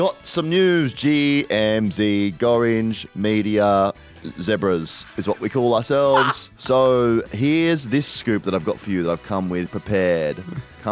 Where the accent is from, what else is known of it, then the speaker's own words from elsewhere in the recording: Adelaide, South Australia, Australia; I'm from Adelaide